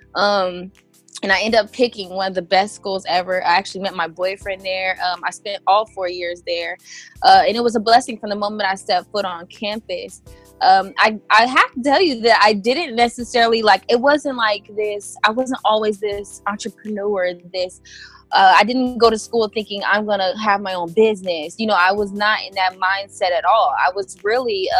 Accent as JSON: {"language": "English", "region": "Indiana", "country": "United States", "moved": "as an adult", "lives_now": "California, United States", "said": "I moved to California actually from Indiana. I'm originally from Indiana, uh, the Midwest area"}